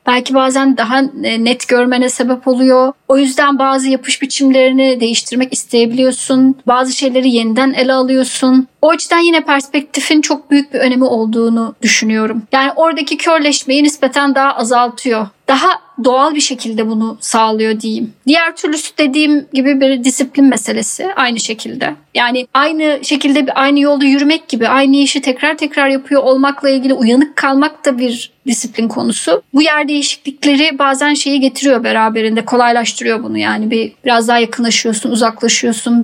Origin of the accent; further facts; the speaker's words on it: İzmir, Turkey; also born or lived in Istanbul, Turkey / London, United Kingdom; now in Deal, United Kingdom; İzmirliyim ben.